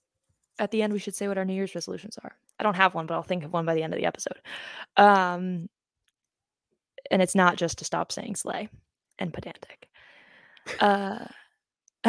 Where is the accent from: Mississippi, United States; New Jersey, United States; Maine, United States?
Maine, United States; We're from Maine